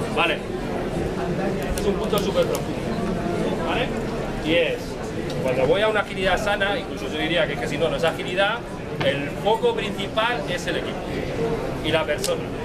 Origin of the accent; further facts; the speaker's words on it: Castilla-La Mancha, Spain; now in Madrid, Spain; yo vengo de Madrid, pero realmente soy del sur. La mancha